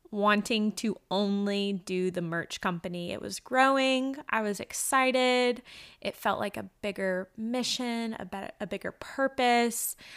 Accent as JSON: {"language": "English", "town": "Macon", "region": "Georgia", "country": "United States", "tie": "born or raised there", "also_born_or_lived": "New Zealand", "moved": "as an adult", "lives_now": "North Carolina, United States", "said": "we were living in my hometown of Macon, Georgia"}